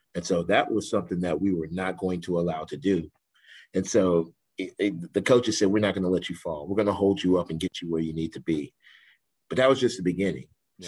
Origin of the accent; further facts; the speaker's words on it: New Waverly, Texas, United States; moved away as an adult; also born or lived in Sherman, Texas; now in San Marcos, United States; I'm from New Waverly.